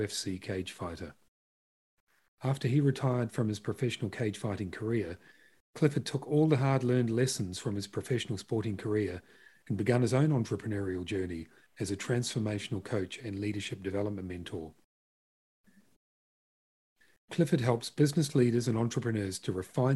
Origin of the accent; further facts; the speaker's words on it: New Zealand; moved away; I'm originally from Aotearoa, New Zealand